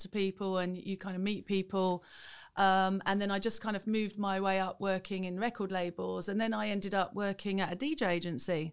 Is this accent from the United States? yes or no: no; Welwyn Garden City, East of England, United Kingdom; in a small town in Hertfordshire, Welling Garden City